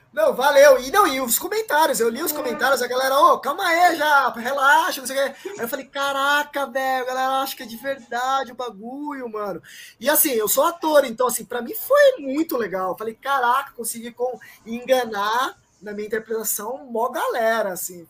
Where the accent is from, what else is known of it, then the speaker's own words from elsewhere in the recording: São Paulo, Brazil; also born or lived in Paraguay; eu nasci na rua, velho. Eu, eu, eu, estudei a vida inteira no Campo Limpo, tá ligado? Zona Sul de São Paulo